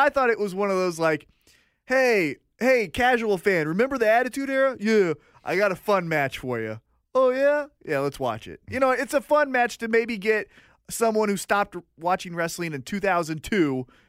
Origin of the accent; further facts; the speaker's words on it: United States; I never had a choice about being American.